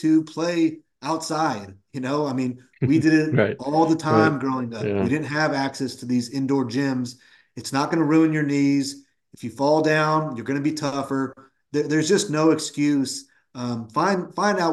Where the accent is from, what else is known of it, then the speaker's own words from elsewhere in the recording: Woodland, California, United States; I grew up in Woodland, California, which is about 20-25 minutes from UC Davis